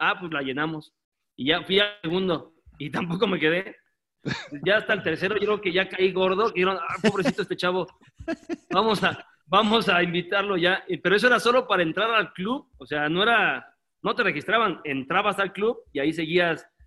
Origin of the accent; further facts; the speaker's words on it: Mexico; born there; No, yo nací aquí en México